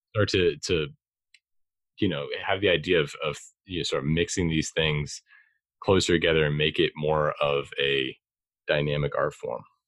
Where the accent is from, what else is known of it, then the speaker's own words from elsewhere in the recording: Boston, Massachusetts, United States; I'm from Boston myself